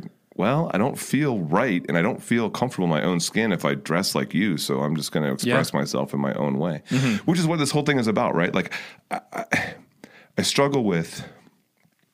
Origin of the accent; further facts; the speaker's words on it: Fairfax County, Northern Virginia, United States; moved away; the area I grew up, which was Northern Virginia, is Fairfax County outside of DC